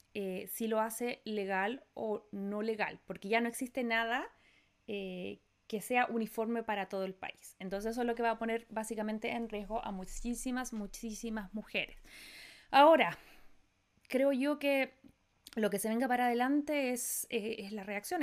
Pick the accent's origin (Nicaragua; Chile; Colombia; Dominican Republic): Chile; now in United States; Yo siempre nací y me voy a morir chilena